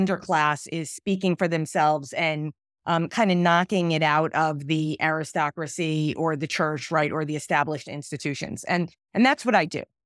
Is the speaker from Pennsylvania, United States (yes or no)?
no; New York City, New York, United States; I grew up in Brooklyn